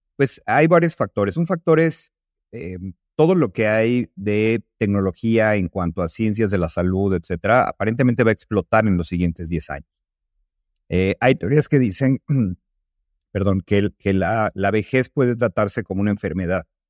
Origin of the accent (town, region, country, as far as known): Mexico